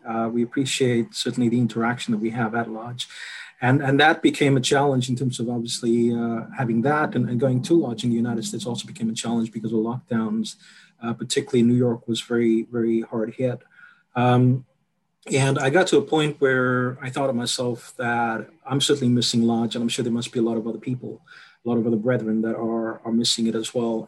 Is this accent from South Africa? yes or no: yes; South Africa; moved away; I'm South African